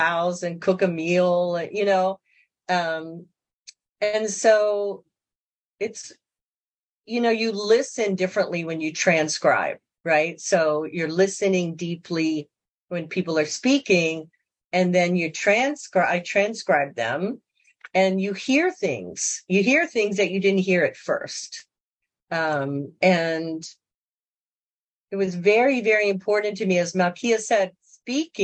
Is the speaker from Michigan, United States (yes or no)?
no; Baltimore, Maryland, United States; moved away; also born or lived in Loisaida, New York / Nicaragua; I was born in Baltimore